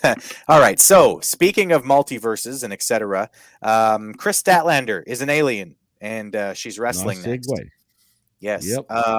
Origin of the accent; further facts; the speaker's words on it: Canada; I'll get back to being silly Canadian